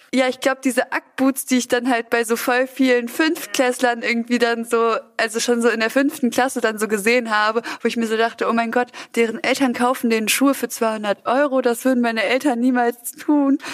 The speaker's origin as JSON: {"language": "German", "town": "Düsseldorf", "region": "North Rhine-Westphalia", "country": "Germany", "tie": "born or raised there", "also_born_or_lived": "Ruhr area", "said": "Ich bin in Düsseldorf geboren und bin da aber auch sehr schnell weg"}